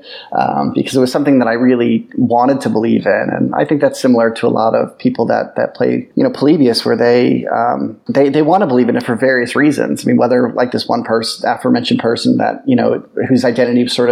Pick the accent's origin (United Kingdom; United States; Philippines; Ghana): United States; Boston, Massachusetts; now in Los Angeles, United States; I'm originally from Boston